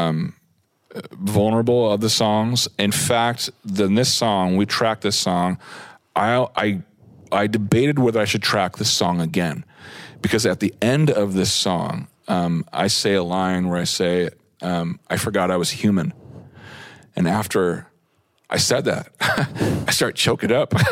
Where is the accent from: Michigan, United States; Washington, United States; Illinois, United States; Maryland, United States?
Washington, United States; Seattle; as a Washingtonian, but as a citizen of Seattle